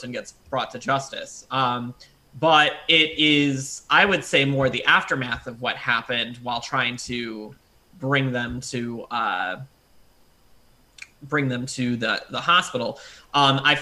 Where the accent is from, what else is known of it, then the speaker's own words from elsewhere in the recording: Detroit, Michigan, United States; I come from Detroit